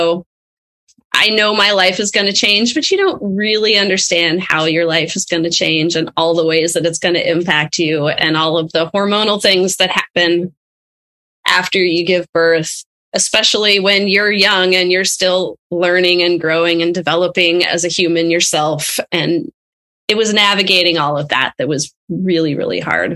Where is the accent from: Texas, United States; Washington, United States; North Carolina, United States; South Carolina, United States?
Washington, United States; Arlington; now in Seattle, United States; I grew up in Arlington, which is a pretty small town north of Seattle here